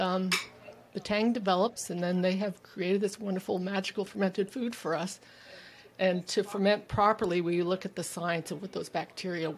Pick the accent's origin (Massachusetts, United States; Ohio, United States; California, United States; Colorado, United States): California, United States; moved away as an adult; also born or lived in Germany / Texas; now in Vancouver Island, Canada; I was born and raised in California